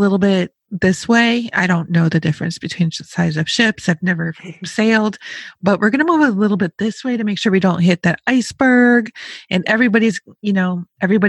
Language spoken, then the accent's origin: English; Rochester, Buffalo area, Western New York, United States; I'm from Western New York, like Rochester, Buffalo area